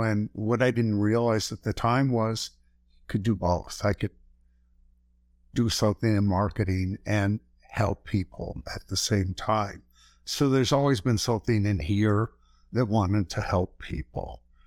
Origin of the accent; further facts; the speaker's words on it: Flint, Michigan, United States; I grew up in Flint, Michigan.